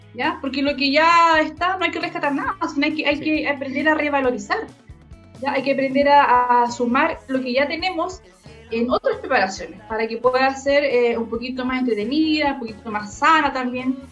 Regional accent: Chile; como chilenos

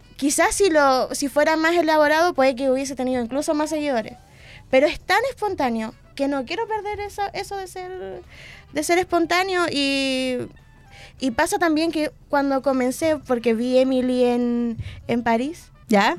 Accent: Valdivia, Los Ríos, Chile; moved away as an adult; now in Concepción, Chile; soy de Valdivia

